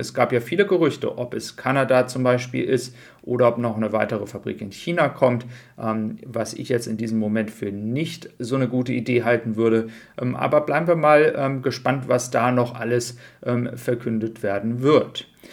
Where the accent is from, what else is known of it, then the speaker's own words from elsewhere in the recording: Germany; bei uns in Deutschland